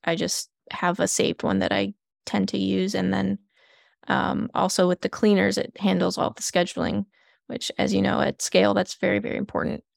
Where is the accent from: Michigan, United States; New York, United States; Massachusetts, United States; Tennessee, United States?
Michigan, United States; Flint; moved away; I'm originally from Flint, Michigan